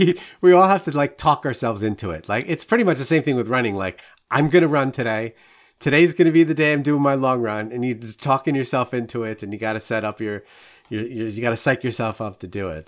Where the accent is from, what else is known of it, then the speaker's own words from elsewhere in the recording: New York City, New York, United States; I'm a born and bred New Yorker. Like, I grew up in Queens